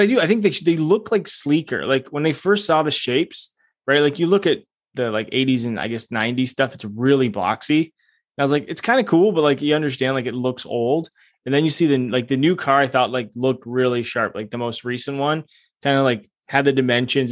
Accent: Canada

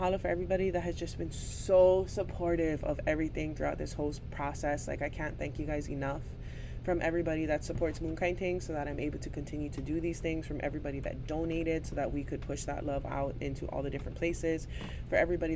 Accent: Hawaii, United States; as a Hawaiian, as a mother, as a business owner, as a cultural practitioner

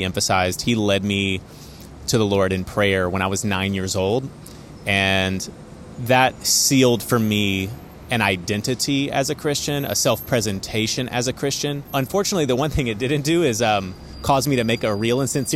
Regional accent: East Texas, United States; moved away as an adult; also born or lived in Fort Worth, Texas; now in New York City, United States; I grew up initially in East Texas

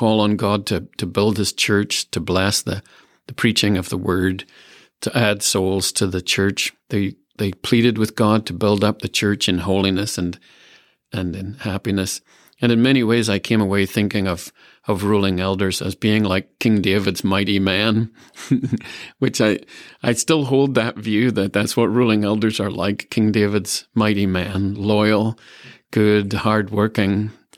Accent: Ireland; moved away; when I was growing up in Ireland

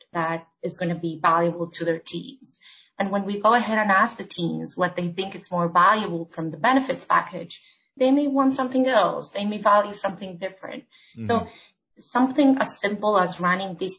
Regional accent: Argentina; moved away as an adult; now in New York City, United States; I'm originally from Argentina, where I started my career in HR.

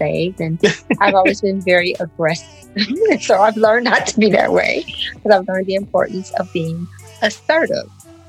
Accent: Detroit, Michigan, United States; moved away; And we're both from Detroit, both born and raised in Detroit.

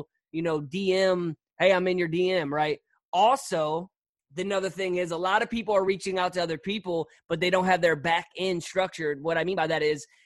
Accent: St. Louis, Missouri, United States; I'm from St. Louis

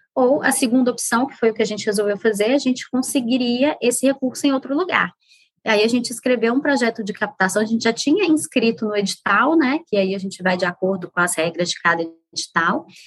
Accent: Minas Gerais, Brazil; moved away; sou mineira. Hoje em dia não moro em Minas. Aliás, tem bastante tempo que eu não moro em Minas, mas o coração é mineiro

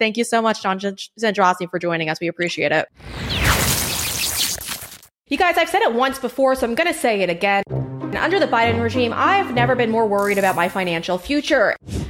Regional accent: Huntington, New York, United States; I was raised in Huntington, New York with my six siblings.

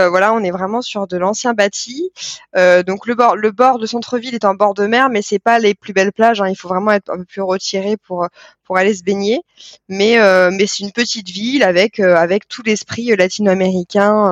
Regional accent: France; en tant que Français à l'étranger

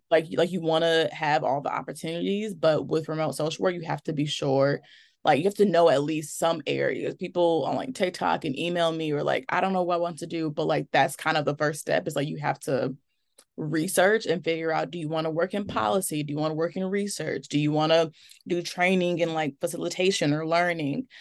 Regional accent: Milwaukee, Wisconsin, United States; I am from Milwaukee, Wisconsin, which is where I currently live

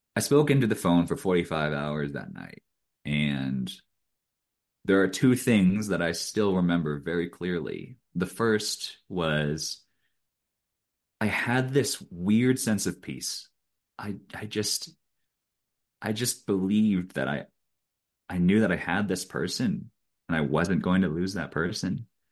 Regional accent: Eugene, Oregon, United States; I grew up in Eugene, Oregon

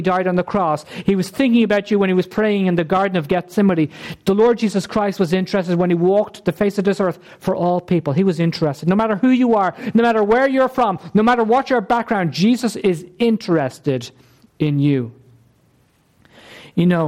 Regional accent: Ireland; We're the Irish nation. Okay? We're an Irish ethnic group

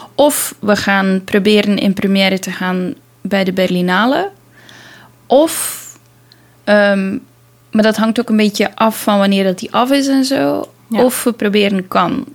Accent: Belgium; als Belg

